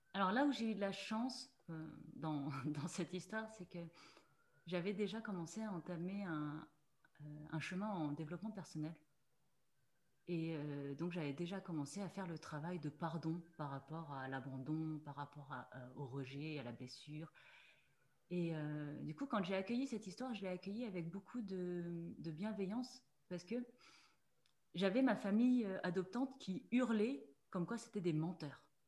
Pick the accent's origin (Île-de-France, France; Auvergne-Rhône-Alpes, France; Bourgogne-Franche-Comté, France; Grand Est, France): Grand Est, France; Mulhouse; je suis née en Alsace, je suis née à Mulhouse